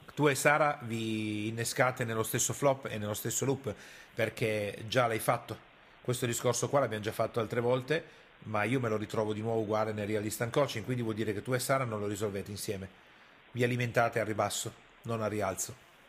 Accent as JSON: {"language": "Italian", "region": "Piedmont", "country": "Italy", "said": "io sono piemontese e arrivo da quella cultura lì"}